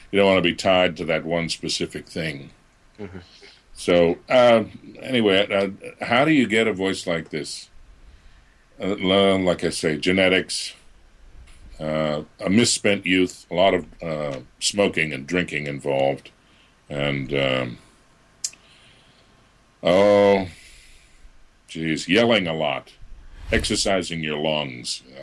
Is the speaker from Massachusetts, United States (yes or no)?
yes; Boston, Massachusetts, United States; accent: Boston; I I grew up in the Boston area, so I I did have a bit of a Boston accent that I had to lose as I got into the voice world.